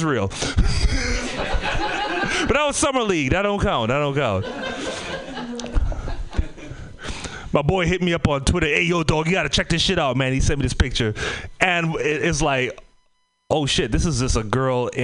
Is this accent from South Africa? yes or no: no; Trinidad & Tobago; moved away; also born or lived in Oakland / Bay Area; I'm from the Caribbean, Trinidad and Tobago.